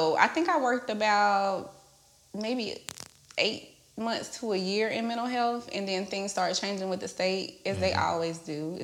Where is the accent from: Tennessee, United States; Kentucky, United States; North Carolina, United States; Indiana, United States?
North Carolina, United States; Charlotte; I'm from Charlotte, originally.